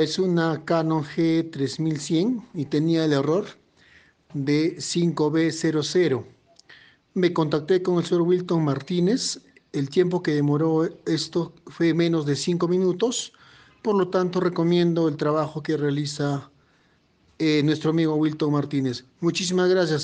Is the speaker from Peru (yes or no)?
yes; Peru; soy de Perú